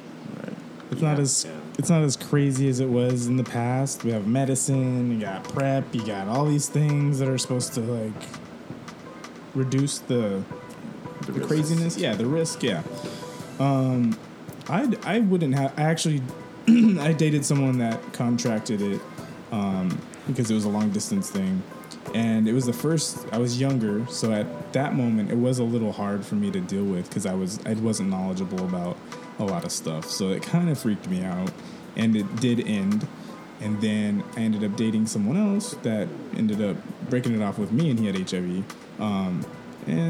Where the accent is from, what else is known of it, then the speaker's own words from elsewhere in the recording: Melbourne, Victoria, Australia; now in United States; I was born in Melbourne, Australia.